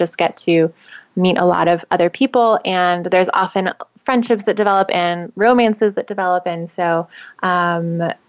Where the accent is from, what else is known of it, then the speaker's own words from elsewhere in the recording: Southern California, United States; now in San Francisco Bay Area, United States; I grew up in Southern California by the beach.